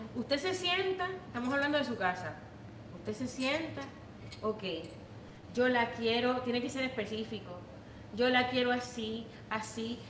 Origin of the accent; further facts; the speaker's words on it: Puerto Rico; now in United States; los que venimos de Puerto Rico